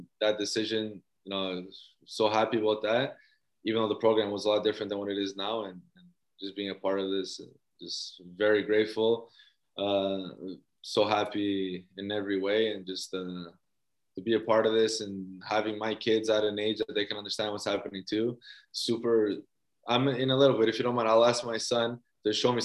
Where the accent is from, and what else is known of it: Toronto, Ontario, Canada; born or raised there; moved away as an adult; also born or lived in Mississauga / Portugal